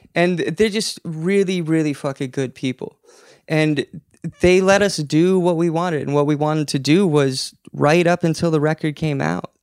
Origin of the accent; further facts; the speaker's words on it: Alaska, United States; now in Portland, United States; We grew up in Alaska, two hours to get groceries